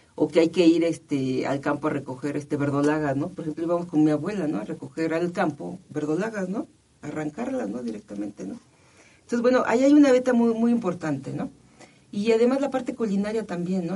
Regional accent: Mexico City, Mexico; also born or lived in Cuernavaca, Morelos; yo estoy registrada como de Morelos, ¿no? De Cuernavaca, Morelos, aunque nací en el Distrito Federal

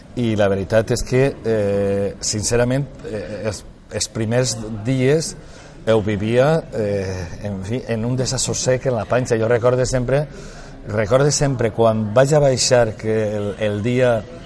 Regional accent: Valencian Community, Spain; first language Valencian; els valencians tinguem representants a, eh, a, a Madrid

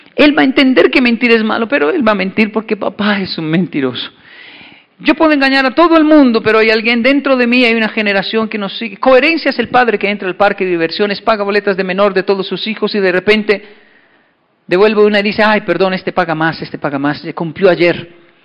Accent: Bogotá, Colombia; moved away; also born or lived in Japan; yo soy de Ciudad Bolívar

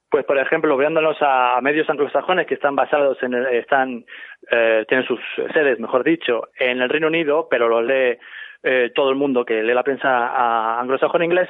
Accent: Ciudad Real, Castilla-La Mancha, Spain; moved away as an adult; now in United States

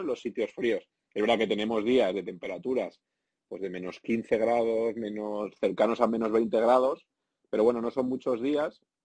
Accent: Spain; moved away as an adult; la gente que somos del sur de Europa, eh, los españoles

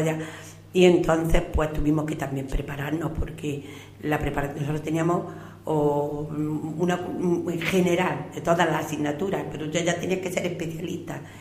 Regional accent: Purullena, Andalusia, Spain; also born or lived in Baza / Guadix; yo he sido una niña que estado siempre en la calle, me criaba como los pájaros, libre como, los pájaros. Pues he conocido cada familia del pueblo

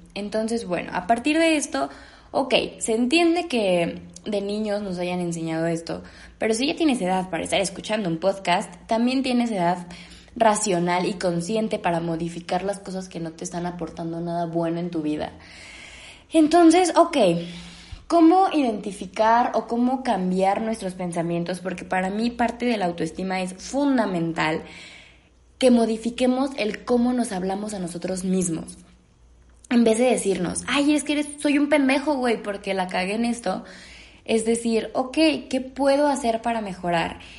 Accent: Mexico; yo al menos soy mexicana

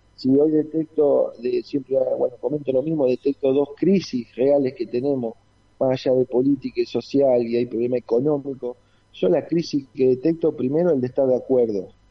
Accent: Pueblo Irigoyen, Santa Fe, Argentina; moved away as an adult; now in Rosario, Argentina; nací en un pueblo del interior de Santa Fe, Pueblo Irigoyen, mi querido pueblo

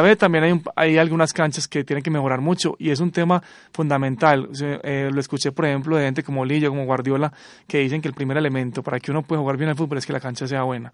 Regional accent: Antioquia, Colombia; uno como antioqueño

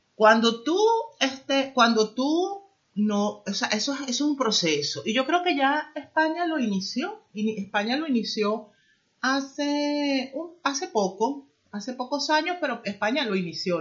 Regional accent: Venezuela; moved away as an adult; now in Spain; yo salí de mi país yo soy venezolana

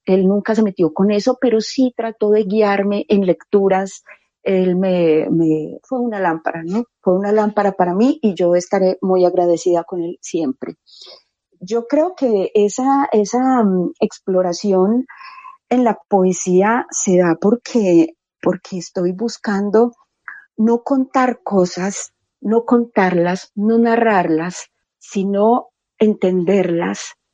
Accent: Medellín, Antioquia, Colombia; Soy de Medellín. Yo nací en una familia numerosa.

